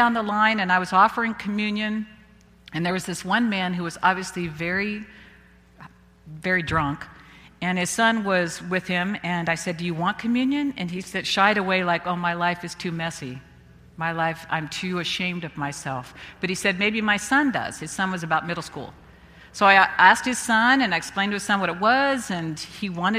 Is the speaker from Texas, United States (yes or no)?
no; Visalia, California, United States; my hometown in Visalia